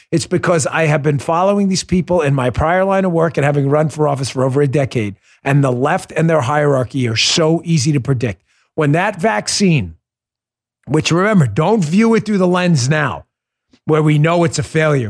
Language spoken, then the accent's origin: English; New York, United States; I grew up in New York